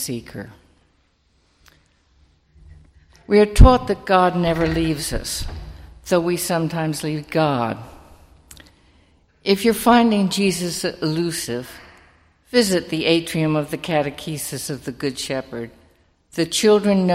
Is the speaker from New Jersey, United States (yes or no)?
yes; Summit, New Jersey, United States; I grew up in Summit, another community I feel very strongly about